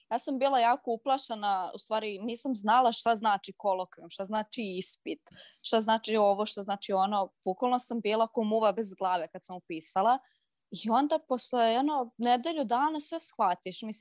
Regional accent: Serbia; kod nas u Srbiji

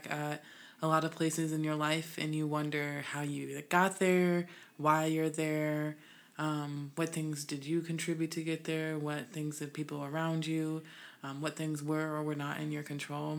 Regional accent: Illinois, United States; also born or lived in West Coast; now in US West Coast; I'm originally from Illinois, Midwest, but now we west-siding it

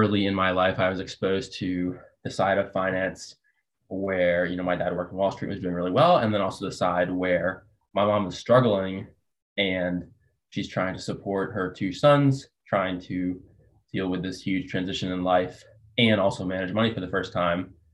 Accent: Fairfield County, Connecticut, United States; also born or lived in Massachusetts (outside Boston); I was the kid growing up in Massachusetts outside of Boston and then in Fairfield County, Connecticut

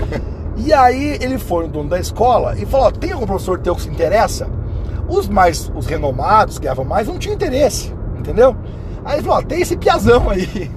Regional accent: Palmas, Paraná, Brazil; eu nasci em Palmas, no Paraná, tem 30 mil habitantes, cidade maravilhosa, amo aquele local

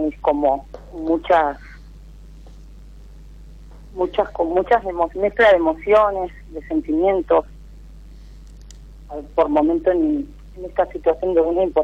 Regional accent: Río Gallegos, Santa Cruz, Argentina; Eh, de Río Gallegos, del sur.

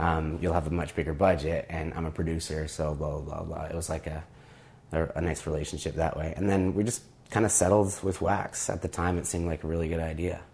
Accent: Toronto, Ontario, Canada; also born or lived in Montreal; I moved back to Toronto from Montreal

